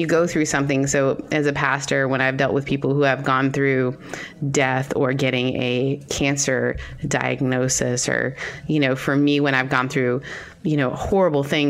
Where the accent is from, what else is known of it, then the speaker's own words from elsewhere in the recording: Canada; as a Canadian